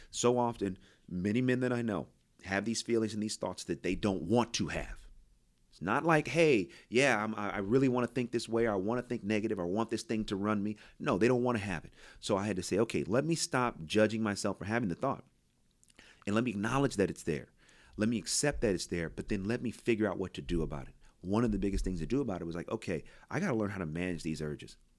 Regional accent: Oakland, California, United States; I grew up in Oakland.

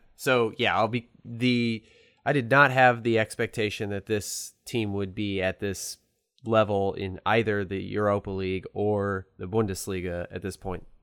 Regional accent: St. Louis, Missouri, United States; I'm from Saint Louis, a car, Cardinal fan

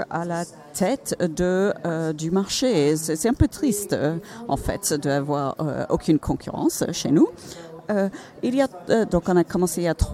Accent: Finland

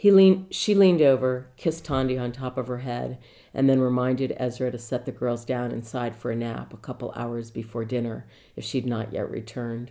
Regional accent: Washington, District of Columbia, United States; now in Los Angeles, United States; I'm from Washington, D.C., and I'm based in Laurel Canyon in Los Angeles.

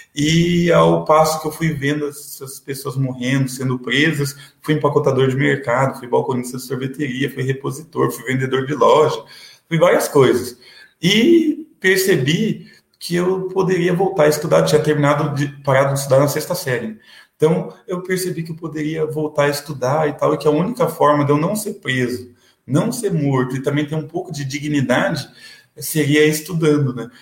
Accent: Paraná, Brazil; also born or lived in São Paulo; Aqui no Paraná, eu fui batizado, eh, batizado, não foi registrado no cartório do lado do presídio, ali do AU e morei na é região metropolitana de Curitiba, Almirante Tamandaré, depois morei é 15 anos em Piraquara

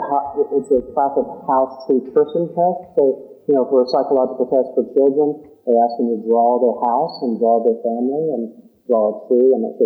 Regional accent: Georgia, United States; And so I grew up in Georgia, you know, and I grew up in the 60s, and it was a very diverse place, a very diverse town with lots of stuff going on.

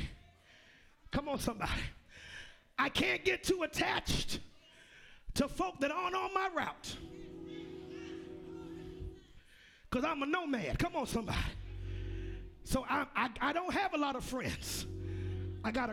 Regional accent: United States; I'm an American

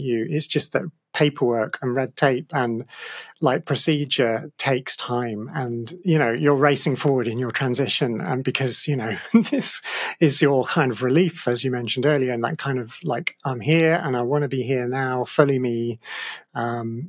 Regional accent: Australia; moved away; I was born in Australia

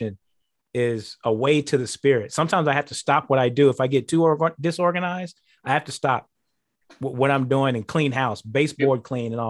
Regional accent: Houston, Texas, United States; also born or lived in Kansas City; now in Green Bay, United States; Houston, where my hometown has been for a while

